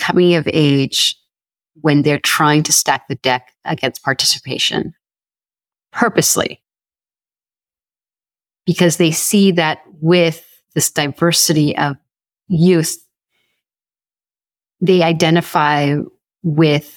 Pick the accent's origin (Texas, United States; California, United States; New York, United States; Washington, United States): California, United States; Sonoma; I grew up in Sonoma, California